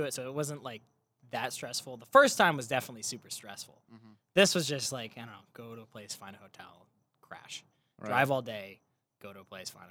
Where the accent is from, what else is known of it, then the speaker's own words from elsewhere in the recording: Boston, Massachusetts, United States; moved away as an adult; now in Los Angeles, United States; I'm originally from Boston, Massachusetts, just outside of the city. Grew up with Mason